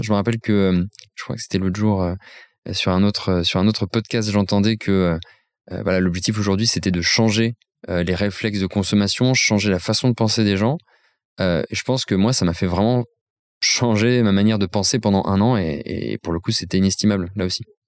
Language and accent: French; Nancy, Grand Est, France; je viens de Nancy, je suis un fier Lorrain